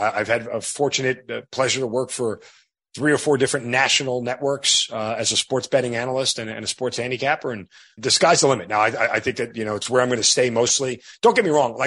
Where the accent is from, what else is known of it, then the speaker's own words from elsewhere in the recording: New York, United States; 20 years of being an Italian degenerate growing up in New York